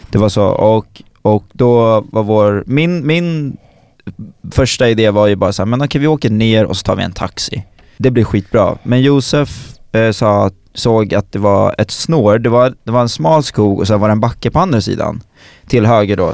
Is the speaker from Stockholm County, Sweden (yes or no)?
yes; Stockholm, Stockholm County, Sweden; som stockholmare